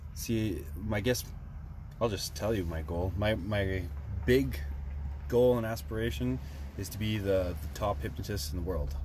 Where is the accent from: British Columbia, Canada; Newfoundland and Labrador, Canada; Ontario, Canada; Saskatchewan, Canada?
Saskatchewan, Canada; Saskatoon; in Saskatoon, in my hometown